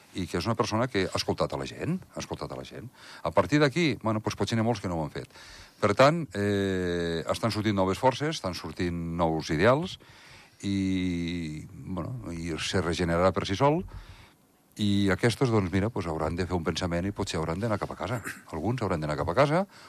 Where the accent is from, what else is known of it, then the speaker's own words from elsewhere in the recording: Andorra; com a andorrà, i jo em considero nacionalista andorrà